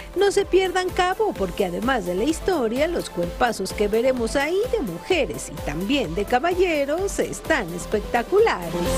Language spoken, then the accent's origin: Spanish; Colombia; los colombianos